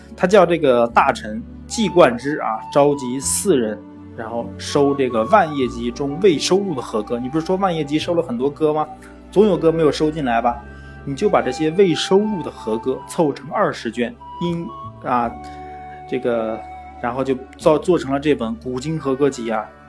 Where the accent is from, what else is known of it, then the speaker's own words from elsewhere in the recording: China; 我们中国人